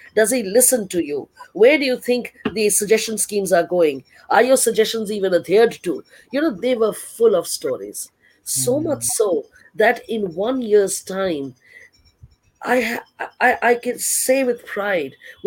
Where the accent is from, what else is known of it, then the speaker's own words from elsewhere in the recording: Delhi, India; moved away as an adult; also born or lived in Odisha; I was from Delhi in a state like Orissa.